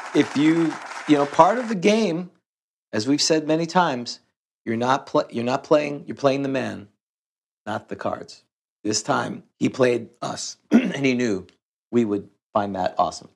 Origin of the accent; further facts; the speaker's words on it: New York City, New York, United States; I grew up in Queens